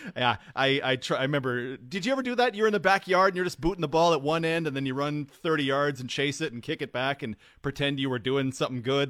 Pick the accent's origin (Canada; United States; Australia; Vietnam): Canada; Alberta; now in Saskatchewan, Canada; I grew up in Alberta